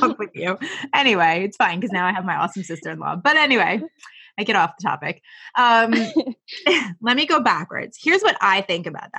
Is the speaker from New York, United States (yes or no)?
yes; New York, United States; I am a New Yorker